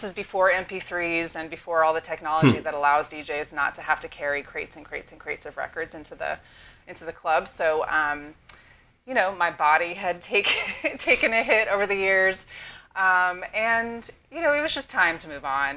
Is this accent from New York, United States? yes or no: no; the Bay Area, California, United States; born and raised in the Bay, as you mentioned, never left the Bay. I grew up in the Bay.